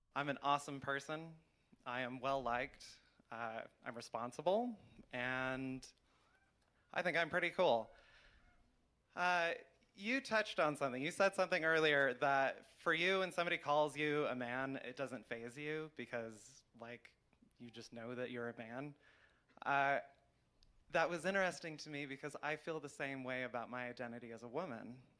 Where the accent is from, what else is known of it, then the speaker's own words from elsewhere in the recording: New Mexico, United States; here in New Mexico, you know, my home state I grew up